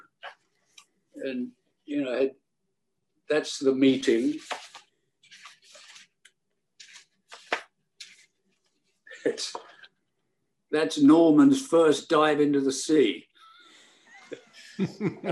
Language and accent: English; Bognor Regis, South East England, United Kingdom; also born or lived in Milford-on-Sea, Hampshire; I grew up in Bognor Regis